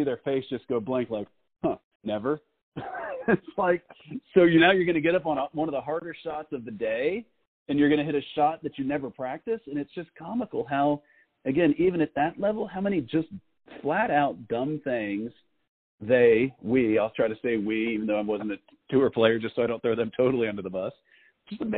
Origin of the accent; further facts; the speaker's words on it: Texas, United States; I'm from Texas